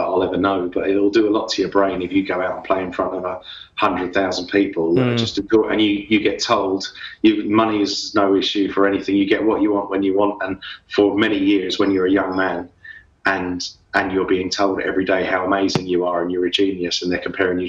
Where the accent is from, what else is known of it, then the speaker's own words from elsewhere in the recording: London, United Kingdom; moved away as an adult; also born or lived in Dublin, Ireland; now in Australia; I kind of grew up from an Irish family playing Irish music, but then I grew up in London in the late 70s, early 80s